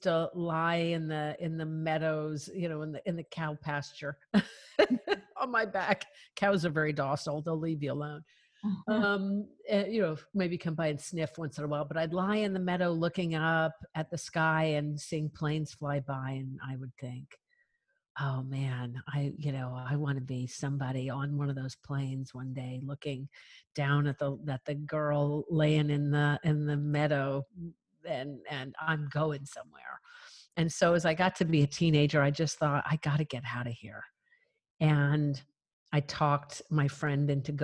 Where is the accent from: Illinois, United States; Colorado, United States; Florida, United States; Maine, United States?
Colorado, United States; I am a cowgirl from Colorado, and I grew up in such a remote area of the Rockies